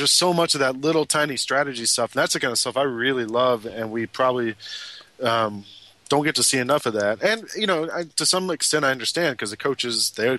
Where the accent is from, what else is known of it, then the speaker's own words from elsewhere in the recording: Atlanta, Georgia, United States; I grew up in Atlanta